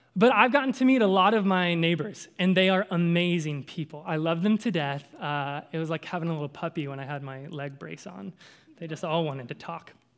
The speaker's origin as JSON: {"language": "English", "region": "Kentucky", "country": "United States", "accent": "southern", "said": "I'm from Kentucky"}